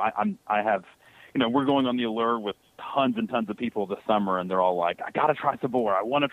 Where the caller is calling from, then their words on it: Nashville, Tennessee, United States; from Nashville, Tennessee.